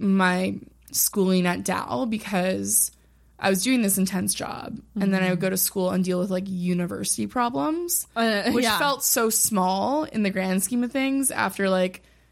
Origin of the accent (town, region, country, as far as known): Ottawa, Ontario, Canada; moved away as an adult